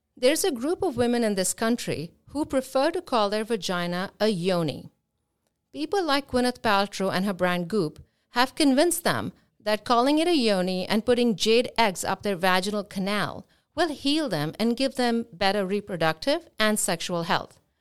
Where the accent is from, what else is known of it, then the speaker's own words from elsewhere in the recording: India; now in Boca Raton, United States; I am Indian